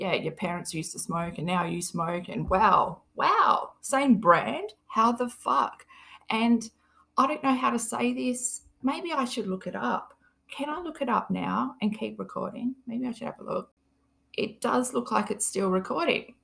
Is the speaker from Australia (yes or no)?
yes; Australia; I'm from Australia. I don't even say Australia properly